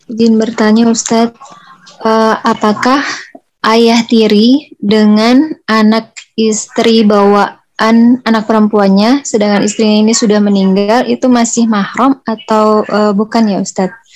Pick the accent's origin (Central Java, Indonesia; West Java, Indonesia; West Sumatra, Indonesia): West Sumatra, Indonesia; Padang; Dari jalur ibu. Kita dari Baik. orang Padang.